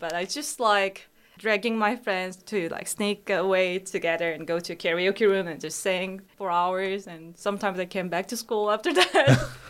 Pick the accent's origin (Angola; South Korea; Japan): South Korea; Busan; English is a second language; moved away as an adult; also born or lived in Seoul, South Korea; now in Queensland, Australia; In Busan. Until I was in middle school, even until I was 14, Busan was popular tourist spot to Koreans, but there weren't really like people from other countries there.